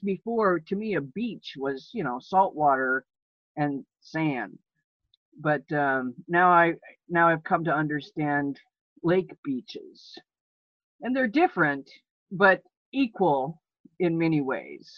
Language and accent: English; Gulf Coast, United States; moved away; I was born on the Gulf Coast